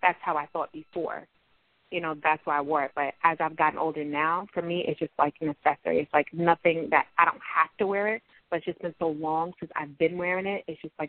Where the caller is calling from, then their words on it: Long Island, New York, United States; I'm from Long Island.